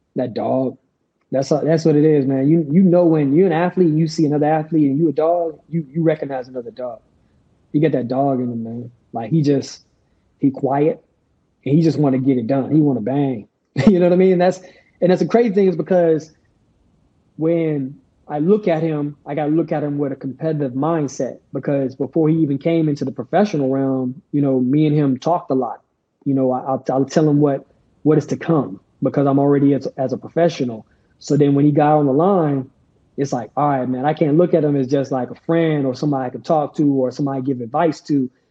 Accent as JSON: {"language": "English", "country": "United States", "said": "as American athletes who represent the United States of America"}